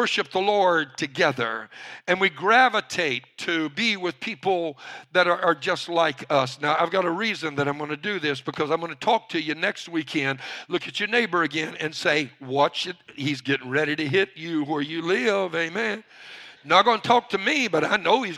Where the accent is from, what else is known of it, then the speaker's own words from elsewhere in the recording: Cajun, Louisiana, United States; I'm a Cajun